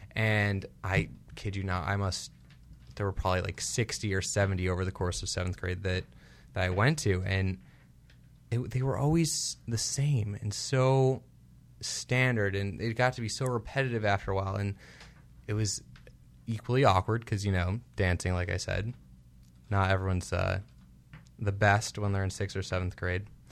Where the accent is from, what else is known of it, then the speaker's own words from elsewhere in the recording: Chicago, Illinois, United States; now in Los Angeles, United States; we're both from Chicago